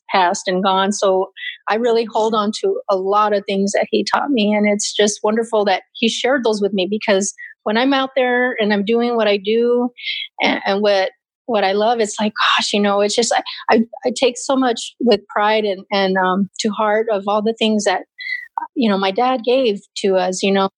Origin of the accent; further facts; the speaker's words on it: Mammoth, Arizona, United States; small little town called Mammoth